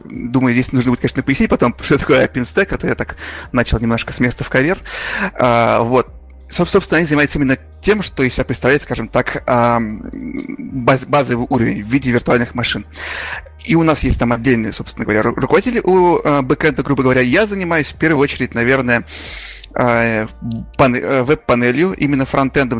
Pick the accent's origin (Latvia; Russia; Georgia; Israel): Russia; Urals; also born or lived in Magnitogorsk, Russia; я сам тоже с Урала